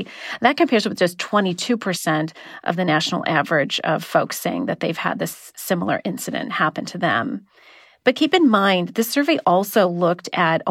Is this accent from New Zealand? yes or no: no; Southern California, United States; I'm from Southern California